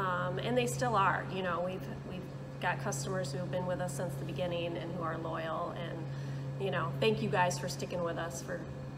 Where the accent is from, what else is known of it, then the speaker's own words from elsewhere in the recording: Holland, Michigan, United States; now in Manistee, United States; My husband and I grew up in Holland